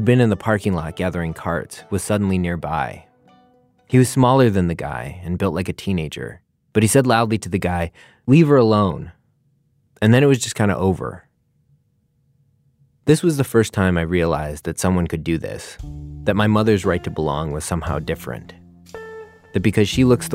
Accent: Milwaukee, Wisconsin, United States; my hometown, Milwaukee.

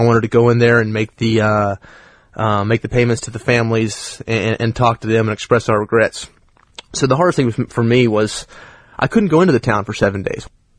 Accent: United States; I'm an American.

